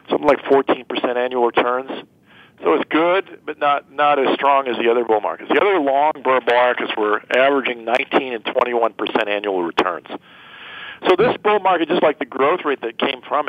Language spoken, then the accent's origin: English; United States; as an American and as a citizen of the country and the world